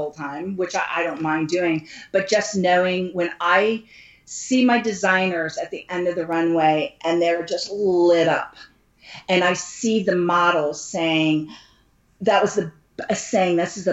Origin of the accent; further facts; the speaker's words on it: United States; I'm an American